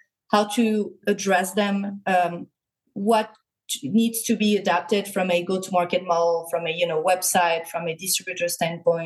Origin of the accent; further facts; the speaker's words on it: France; also born or lived in San Jose, California, United States / Paris, France; now in Mexico; I was born in the U.S., but I was raised in France.